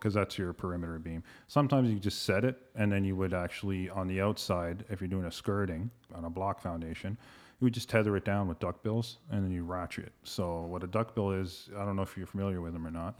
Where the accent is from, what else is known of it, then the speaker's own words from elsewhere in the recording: London, Ontario, Canada; moved away as an adult; now in Toronto, Canada; Graduated from Fanshawe College in London, Ontario, my hometown, born and raised.